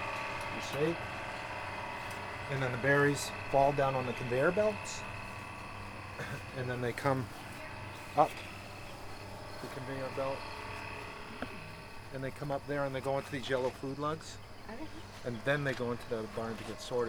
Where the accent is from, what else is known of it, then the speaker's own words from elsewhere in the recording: Canada; also born or lived in California; now in Murchison, United States; We're all from Canada.